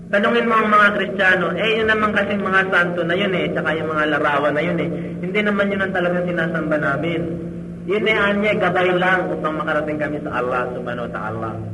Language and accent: Tagalog; Central Luzon, Philippines; doon sa amin sa Bulacan. Ninakaw yung santo rin sa simbahan namin